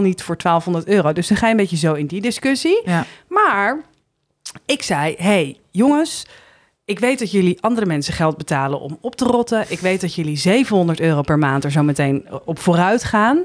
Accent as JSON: {"language": "Dutch", "town": "Heemskerk", "region": "North Holland", "country": "Netherlands", "tie": "born or raised there", "also_born_or_lived": "Haarlem / Bergen, North Holland", "moved": "as an adult", "lives_now": "Amsterdam, Netherlands", "said": "ik ben in Heemskerk opgegroeid en daar ging ik op mijn 18e het huis uit."}